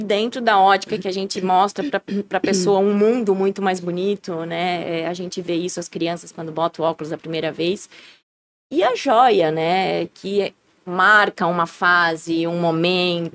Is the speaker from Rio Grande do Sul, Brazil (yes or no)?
no; Blumenau, Santa Catarina, Brazil; Nasci na frente da Celso